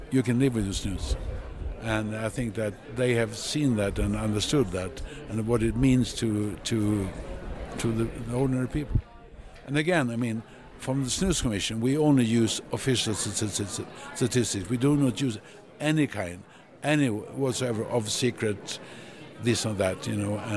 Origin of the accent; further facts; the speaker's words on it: Sweden; I'm a physician from Sweden.